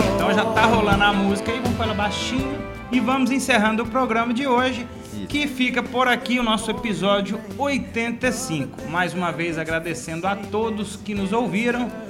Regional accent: Divinópolis, Minas Gerais, Brazil; Somos de Divinópolis, Minas Gerais

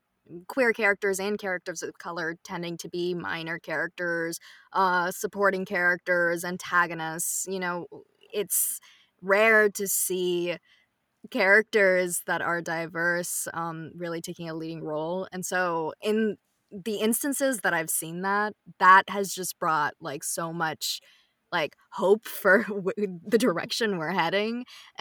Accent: India; like, Indian, because I'm Indian in this, I'll probably start it.

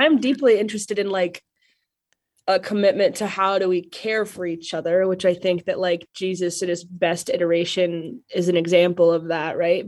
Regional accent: Ogallala, Nebraska, United States; moved away; I grew up in Oglala, Nebraska, which is a town of about five thousand on the western border of coastal Colorado

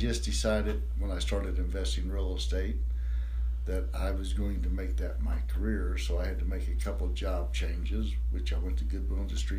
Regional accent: New Miami, Ohio, United States; also born or lived in Hamilton, Ohio / Seven Mile, Ohio; Born and raised in New Miami. I moved to Hamilton probably in the late 90s.

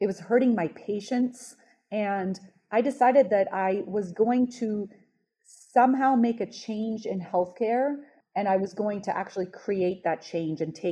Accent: Los Angeles, California, United States; moved away as an adult; also born or lived in Israel / New York area; I was born in Israel and I immigrated here at age 10 to Los Angeles

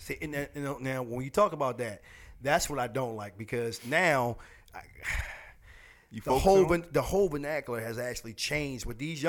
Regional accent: Woodlawn, Maryland, United States; I grew up in the Great Wood Lawn.

